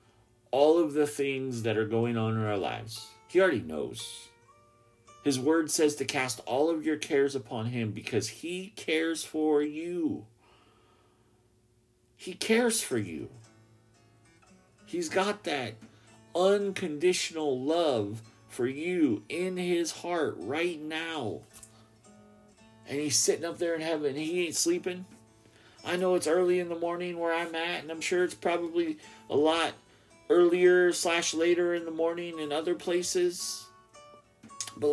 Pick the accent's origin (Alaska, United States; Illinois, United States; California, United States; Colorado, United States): Alaska, United States; Ketchikan; my hometown